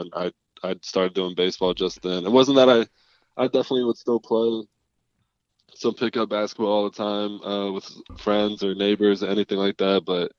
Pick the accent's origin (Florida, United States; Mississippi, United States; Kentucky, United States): Kentucky, United States; Lexington; In Lexington, Kentucky.